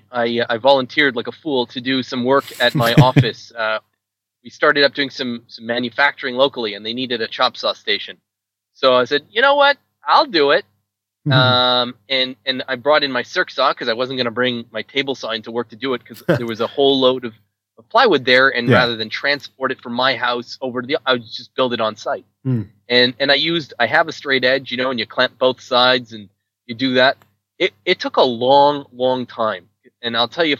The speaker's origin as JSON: {"language": "English", "country": "Canada", "said": "I am Canadian"}